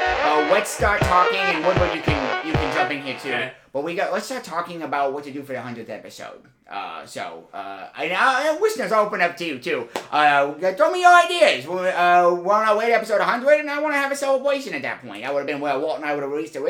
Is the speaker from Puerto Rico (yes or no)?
yes; San Juan, Puerto Rico; I grew up in San Juan, as did my mom and her parents.